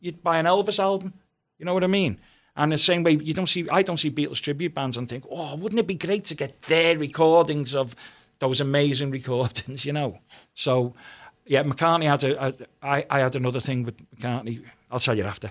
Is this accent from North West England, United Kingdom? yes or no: yes; Liverpool, North West England, United Kingdom; I came from Walton, and it's quite, it was quite a hard area, you know, where I grew up